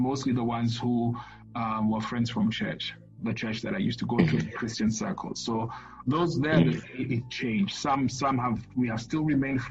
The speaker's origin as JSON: {"language": "English", "country": "Kenya", "said": "a gay Kenyan"}